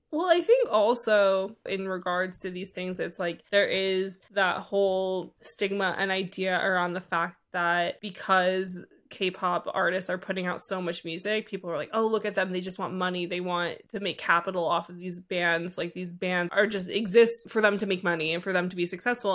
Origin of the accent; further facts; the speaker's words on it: New York, United States; also born or lived in Philadelphia; I went to college in Philadelphia, which is, like, an hour and a half from where I lived in New York